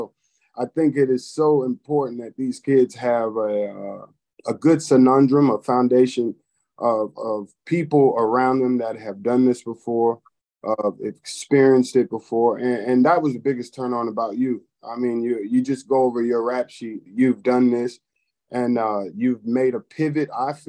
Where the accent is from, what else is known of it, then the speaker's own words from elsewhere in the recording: Nuremberg, Bavaria, Germany; born there; Yeah, well, growing up, I was born in Nuremberg, Germany. My father was a military man and a pastor also